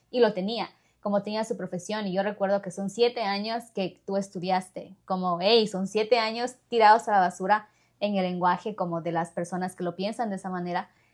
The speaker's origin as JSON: {"language": "Spanish", "country": "Ecuador", "moved": "yes", "lives_now": "United States", "said": "soy de Ecuador, pero me mudé a otro país"}